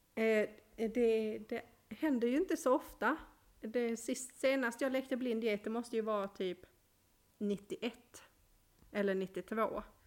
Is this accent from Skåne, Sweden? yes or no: yes; Malmö, Skåne, Sweden; jag är ju från Malmö och där badar vi i havet